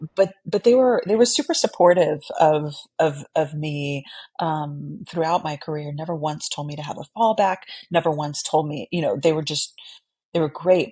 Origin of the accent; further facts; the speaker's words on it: San Antonio, Texas, United States; i grew up in san antonio texas